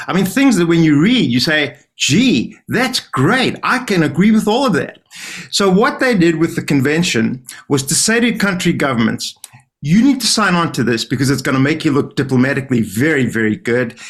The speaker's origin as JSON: {"language": "English", "country": "South Africa", "said": "I'm from South Africa."}